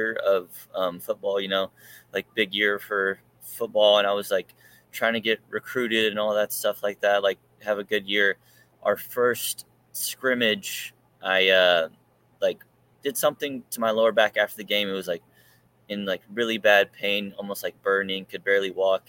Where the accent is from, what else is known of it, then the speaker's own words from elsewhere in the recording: Ardmore, Oklahoma, United States; now in Norman, United States; I'm from Ardmore, Oklahoma, which is like southern Oklahoma